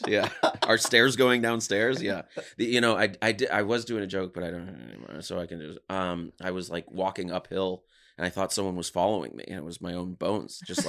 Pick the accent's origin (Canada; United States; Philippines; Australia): United States; Los Angeles, California; Mm-hmm. In Mar Vista, yeah.